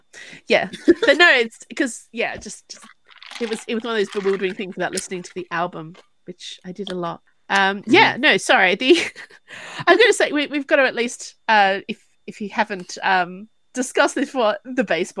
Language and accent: English; Australia; As an Australian